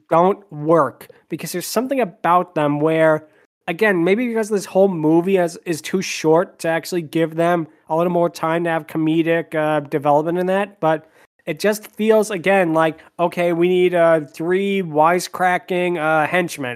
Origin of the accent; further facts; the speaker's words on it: Spain; I'm from Spain.